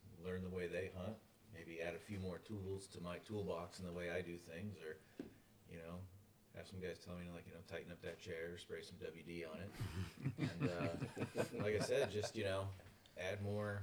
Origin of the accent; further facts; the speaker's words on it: Southern California, United States; I'm from Southern California